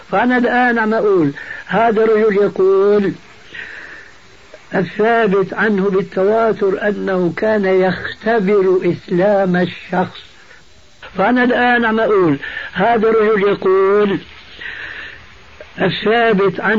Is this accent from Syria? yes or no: yes; Syria; كما يقولون عندنا في الشام من فوق الاساطيح